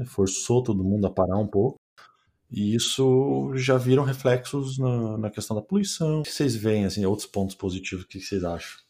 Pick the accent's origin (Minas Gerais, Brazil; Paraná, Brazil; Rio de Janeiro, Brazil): Paraná, Brazil; Curitiba; moved away as an adult; now in Germany; eu sou de Curitiba